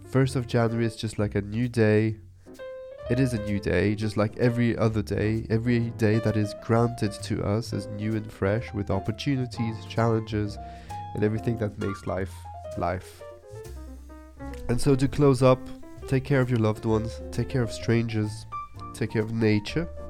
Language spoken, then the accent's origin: English; Nice, Provence-Alpes-Côte d'Azur, France; I'm from the beach, I'm from the sea, I'm from Nice in the south of France